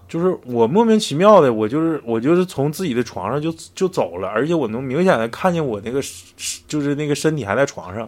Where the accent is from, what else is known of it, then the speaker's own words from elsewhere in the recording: Northeast China, China; 他就是咱们东北人嘛